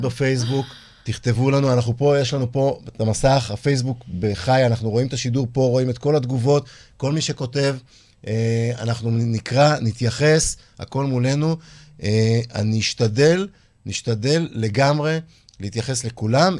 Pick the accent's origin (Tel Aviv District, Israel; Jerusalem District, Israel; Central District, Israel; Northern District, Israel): Tel Aviv District, Israel; Holon; אני גדלתי בחולון